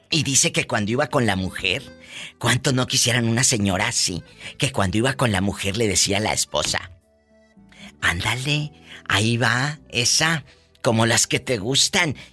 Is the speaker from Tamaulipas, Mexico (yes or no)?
yes; Tamaulipas, Mexico; mi gente en Tamaulipas, mi tierra querida